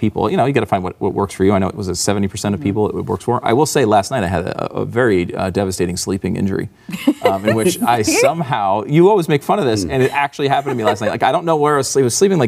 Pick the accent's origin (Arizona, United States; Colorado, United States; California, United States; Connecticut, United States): Connecticut, United States; what I grew up with in Connecticut